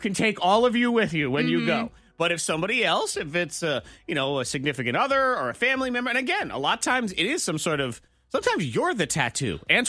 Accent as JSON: {"language": "English", "town": "Cleveland", "region": "Ohio", "country": "United States", "said": "I'm from Cleveland."}